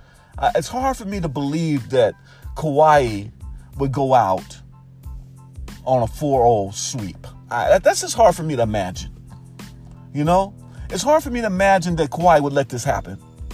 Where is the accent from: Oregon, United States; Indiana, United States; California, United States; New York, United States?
Oregon, United States; Portland; my hometown in Portland, Oregon.